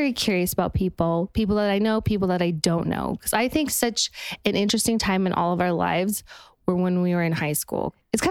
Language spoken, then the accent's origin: English; Park City, Utah, United States; I'm from Park City, Utah.